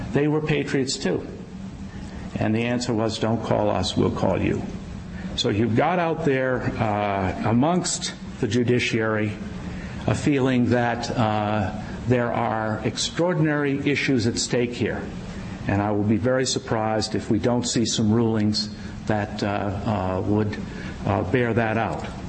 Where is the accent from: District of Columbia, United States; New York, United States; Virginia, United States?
Virginia, United States; Virginia, my home state